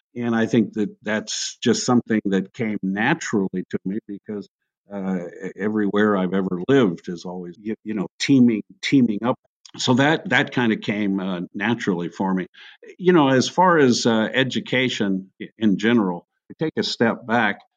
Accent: Hawaiian Islands, United States; moved away; I grew up in the Hawaiian Islands, which was a, a remarkably multi ethnic, multicultural environment

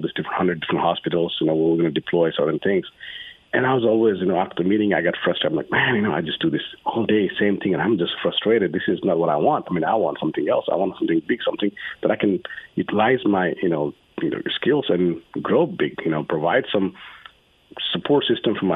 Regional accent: Nepal; now in United States; I'm from Nepal

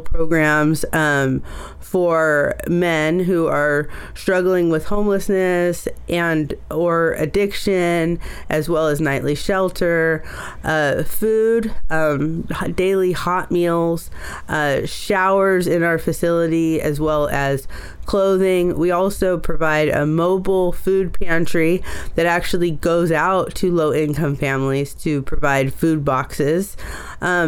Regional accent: Oakland, California, United States; I was born in Oakland. A lot of my early story is in Oakland.

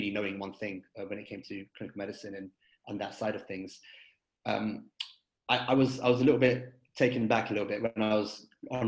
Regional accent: London, United Kingdom; moved away as an adult; now in United States; I was born and raised in London and completed my education over there.

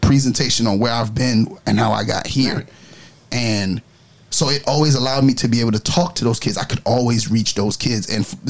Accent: New York City, New York, United States; I was raised in New York.

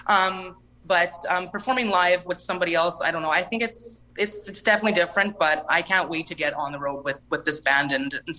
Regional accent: Lac du Bonnet, Manitoba, Canada; I'm from Lac Da Bonnie, Manitoba

